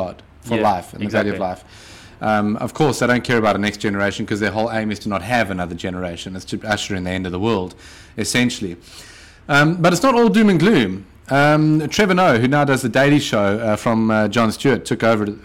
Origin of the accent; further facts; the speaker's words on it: South Africa; South Africa, my home country.